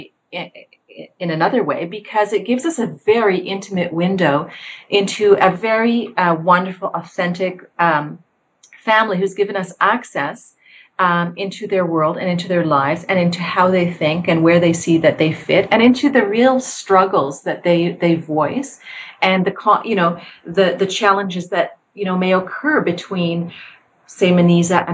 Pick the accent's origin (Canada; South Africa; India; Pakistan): Canada; also born or lived in Egypt; I am a Canadian Egyptian Muslim myself